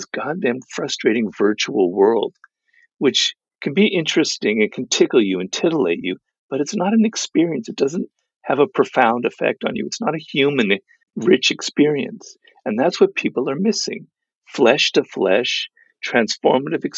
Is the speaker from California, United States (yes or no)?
yes; Los Angeles, California, United States; my kind of cloistered life in Los Angeles, because I grew up here